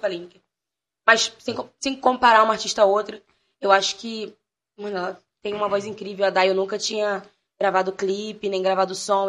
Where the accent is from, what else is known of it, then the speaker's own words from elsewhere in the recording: Rio de Janeiro, Brazil; also born or lived in Jacarepaguá / Sepetiba / Baixada Fluminense / Lapa; eu não nasci na Baixada. Eu nasci em Jacarepaguá, fui para a Zona Oeste, com oito anos eu fui conhecer a Baixada. Depois me mudei para Sepetiba, e com 14 eu voltei para Baixada